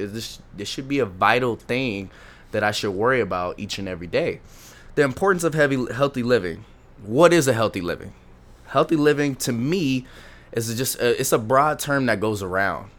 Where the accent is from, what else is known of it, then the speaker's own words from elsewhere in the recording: Lancaster, California, United States; I was born and raised in Lo, uh, Lancaster, California